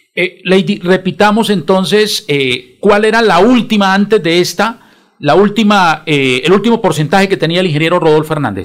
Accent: Bucaramanga, Santander, Colombia; de Bucaramanga, mi tierra amada y querida

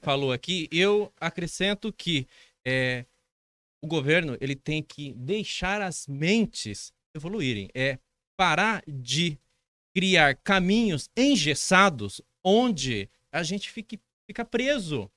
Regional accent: Dracena, São Paulo, Brazil; Sou de Dracena, moro em Dracena, sou servidor público

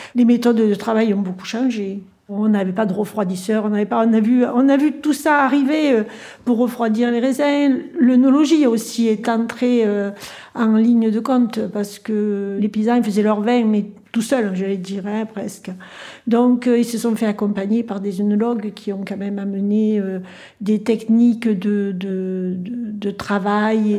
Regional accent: Cairanne, Provence-Alpes-Côte d'Azur, France; je suis native de Kéran

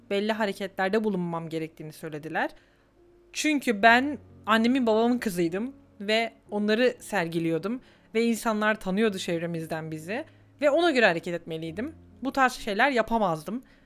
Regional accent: Turkey; now in Germany; ben Türkiye'de büyüdüm

